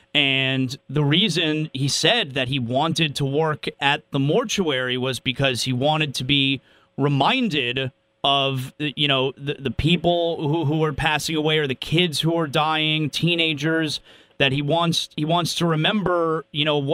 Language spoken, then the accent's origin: English; North Miami Beach, Florida, United States; I've grown up in South Florida my entire life, okay? I grew up in North Miami Beach.